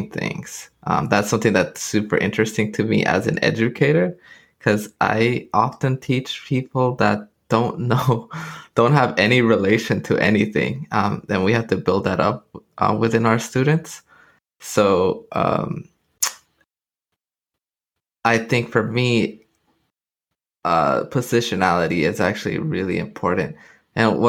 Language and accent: English; Los Angeles, California, United States; my upbringing in Los Angeles. We grew up in Pico Union area, mid-city